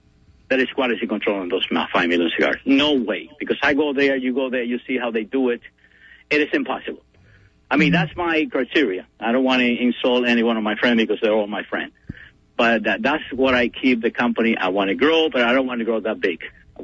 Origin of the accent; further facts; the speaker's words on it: Cuba; English is a second language; now in United States; And, you know, when I came from Cuba, I had maybe $5 in my pocket.